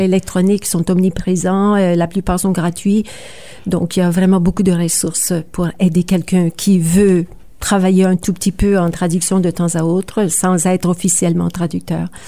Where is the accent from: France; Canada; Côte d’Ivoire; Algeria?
Canada; Sudbury, Ontario; also born or lived in Kapuskasing, Ontario; je suis née à Kapuskasing, une petite communauté du nord de l'Ontario. Euh, j'ai grandi à Sudbury